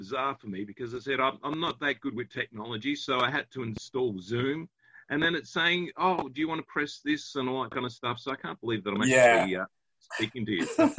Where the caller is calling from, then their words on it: Ballarat, Victoria, Australia; I'm calling from Ballarat.